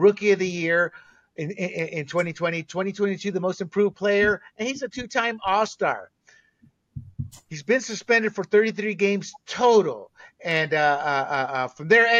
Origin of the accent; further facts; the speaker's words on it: Panama; also born or lived in Southern United States; now in United States; as a Latino growing up in Panama, then moving to the States in the South, then joining the military